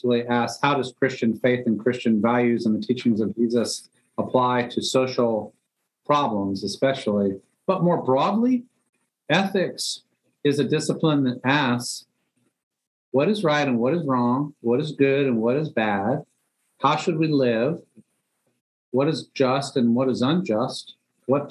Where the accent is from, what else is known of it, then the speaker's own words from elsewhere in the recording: Northern Virginia, United States; also born or lived in Germany / New York; now in Atlanta, United States; raised in Northern Virginia